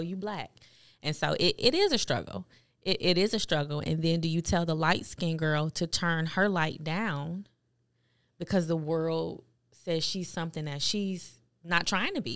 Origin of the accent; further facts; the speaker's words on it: Buffalo, New York, United States; as a kid, um, growing up in Buffalo, New York, I went to a Catholic school